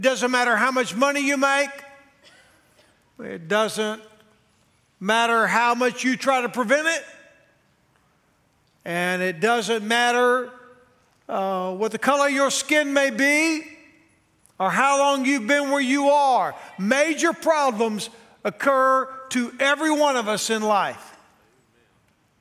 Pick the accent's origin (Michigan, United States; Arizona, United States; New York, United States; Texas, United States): Texas, United States; now in Nashville, United States; We're both from Texas